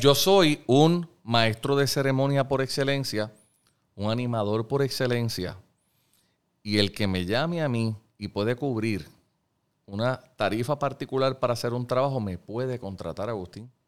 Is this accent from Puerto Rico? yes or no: yes; Puerto Rico; lo que somos los puertorriqueños, los hombres y mujeres que vivimos aquí